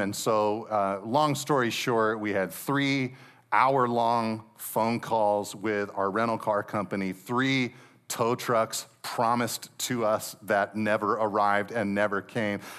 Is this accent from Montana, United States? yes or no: no; Monterey Peninsula, California, United States; anybody who's grown up and have been born and raised on the Monterey Peninsula